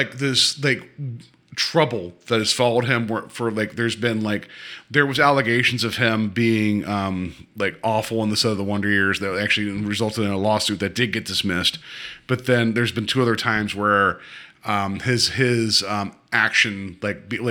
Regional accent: West Virginia, United States; moved away; also born or lived in Pennsylvania; I'm from West Virginia

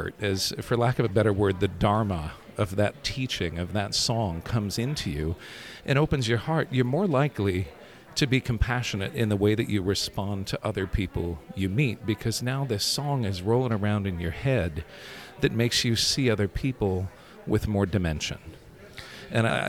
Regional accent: Rockford, Illinois, United States; also born or lived in DeKalb, Illinois; I grew up in Rockford, Illinois

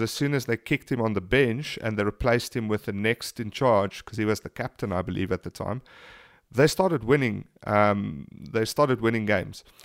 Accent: South Africa; being South African

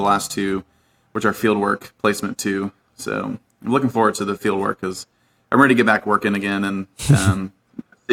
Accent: Virginia, United States; I grew up in Virginia

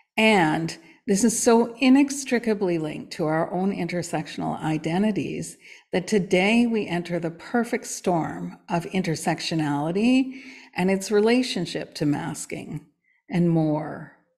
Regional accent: Canada; I am Canadian born.

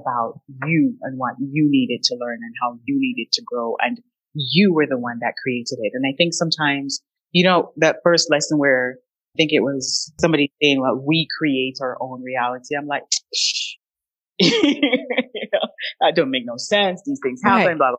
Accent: Jamaica; I'm Jamaican.

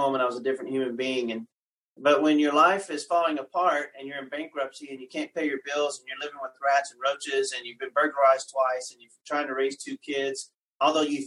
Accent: West Texas, United States; I grew up in West Texas, lived all over South Texas and West Texas

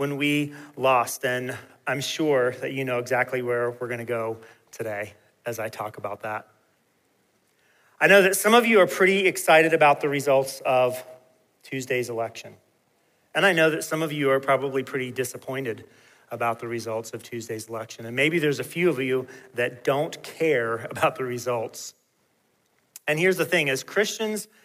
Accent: Peachtree City, Georgia, United States; When I was growing up in Peachtree City, Georgia

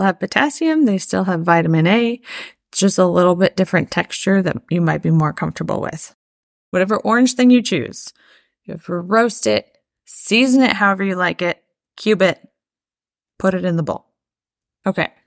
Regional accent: Midwest, United States; As a Midwesterner

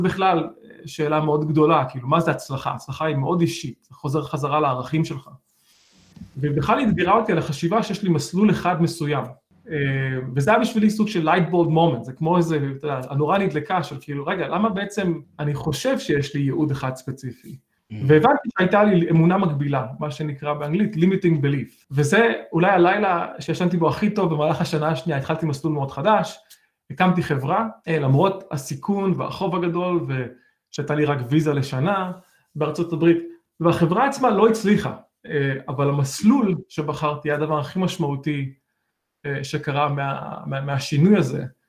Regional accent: Beersheba, Southern District, Israel; moved away as an adult; now in United States; גדלתי בבאר שבע

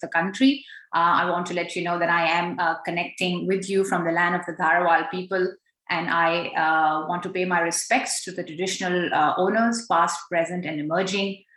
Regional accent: Pakistan; now in Australia; as a Pakistani Pashtun woman uh, living in Australia

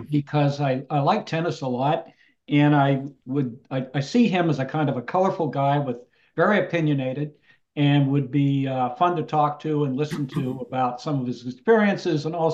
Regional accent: Palo Alto, California, United States; I grew up in Palo Alto

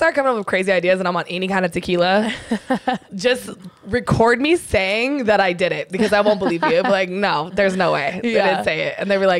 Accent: San Diego, California, United States; I grew up in San Diego, so I was 10 minutes from Mexico.

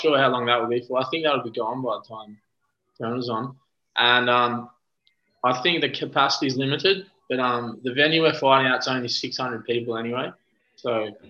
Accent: Launceston, Tasmania, Australia; I grew up in Tassie, Launceston, Tasmania

